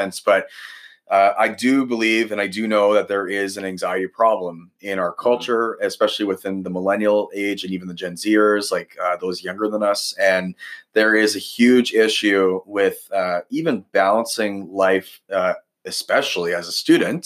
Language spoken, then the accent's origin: English; Ladner, British Columbia, Canada; also born or lived in Saskatoon; now in Regina, Canada; I grew up in Ladner, BC, so on the coast there.